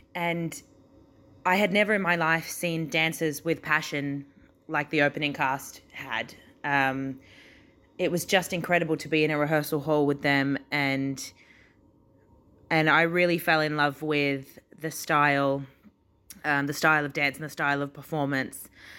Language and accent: English; Australia; moved away as an adult; So I came over from Australia to Dubai to work at Bollywood Parks for Dubai Parks and Resorts in 2016.